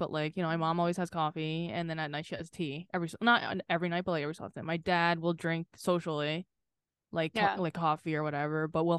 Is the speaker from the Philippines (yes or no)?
yes; Philippines; I'm Filipino, I'm not cutting out fucking rice.